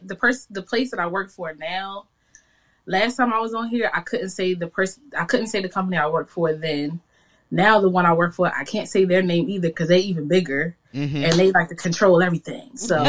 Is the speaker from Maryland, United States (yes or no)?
yes; Owings Mills, Maryland, United States; also born or lived in Washington, D.C.; I am from Baltimore. I was born in D.C., but I was raised actually in Baltimore County in Owings Mills.